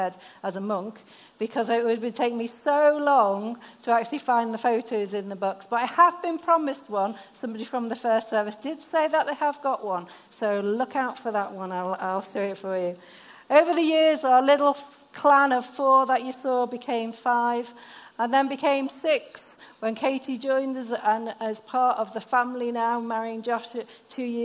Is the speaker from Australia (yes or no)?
no; the north of England, United Kingdom; accent: northern; moved away; this northern lass that has northern words every now and again. My mum was German, so my accent isn't quite as strong as other northerners